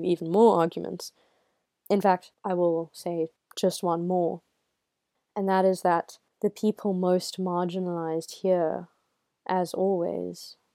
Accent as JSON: {"language": "English", "country": "South Africa", "said": "I am South African. I live in South Africa."}